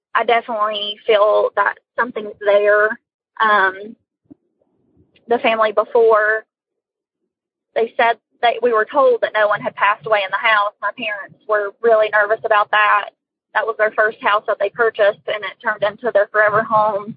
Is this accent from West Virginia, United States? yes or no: yes; West Virginia, United States; I'm from West Virginia.